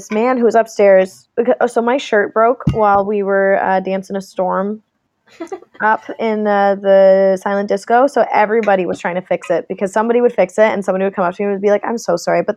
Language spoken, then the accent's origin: English; Canada; I am Canadian.